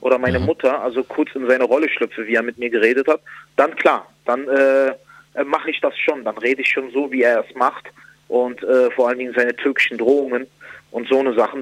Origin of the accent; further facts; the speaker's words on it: Berlin, Germany; also born or lived in Spandau, Berlin; Also ich bin im Wedding groß geworden